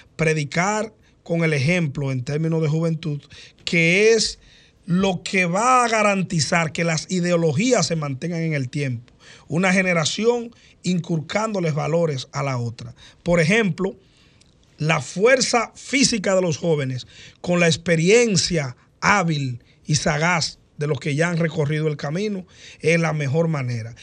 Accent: Maimón, Monseñor Nouel, Dominican Republic; La gente sabe que yo soy de Maimón

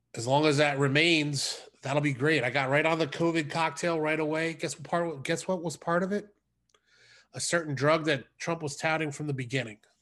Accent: United States; as an American

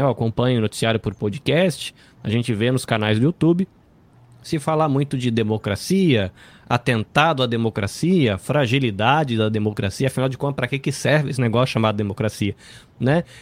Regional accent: Brazil; como brasileiro

